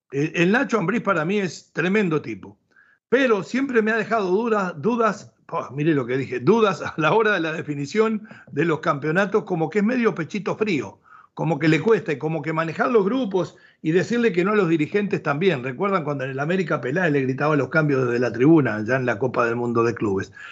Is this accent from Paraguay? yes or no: no; Monterrey, Nuevo León, Mexico; Monterrey, porque como somos medio gringos los regiomontanos, Monterrey, 28 puntos y primero.